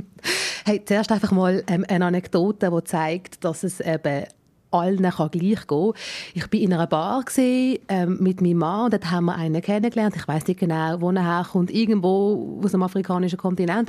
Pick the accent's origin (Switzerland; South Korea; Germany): Switzerland; meine indische Herkunft mir genauso wichtig ist wie meine Schweizer Herkunft